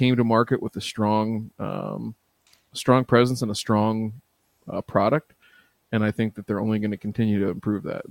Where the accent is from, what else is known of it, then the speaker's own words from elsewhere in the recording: Canada; I'm from Canada.